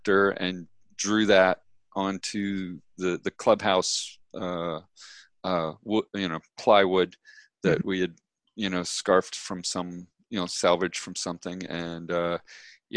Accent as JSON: {"language": "English", "area": "Ohio region", "region": "Western Pennsylvania", "country": "United States", "tie": "born or raised there", "also_born_or_lived": "New York City", "moved": "as an adult", "said": "I grew up. Western Pennsylvania, Ohio region"}